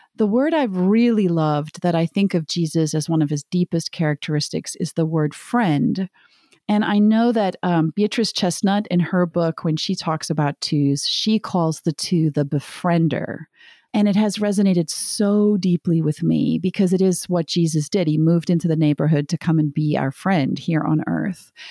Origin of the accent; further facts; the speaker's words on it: South Africa; moved away; I'm from South Africa originally